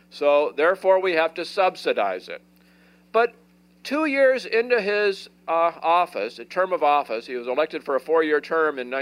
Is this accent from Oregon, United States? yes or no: yes; Portland, Oregon, United States; I live in Oregon, and I grew up in Portland